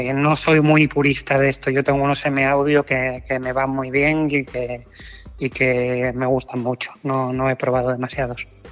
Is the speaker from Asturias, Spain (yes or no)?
yes; Oviedo, Asturias, Spain; moved away as an adult; now in Canary Islands, Spain; yo nací en Oviedo en el 84